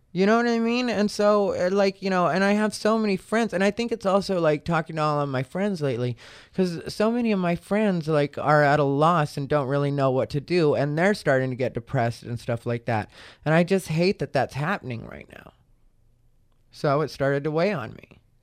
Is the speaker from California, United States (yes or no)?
no; Arizona, United States; I'm from Arizona